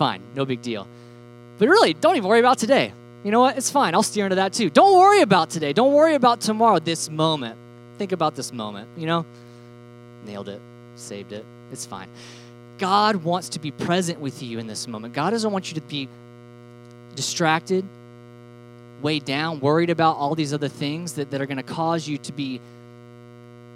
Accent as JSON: {"language": "English", "region": "Alabama", "country": "United States", "said": "we're from Alabama, so we call everything Cokes"}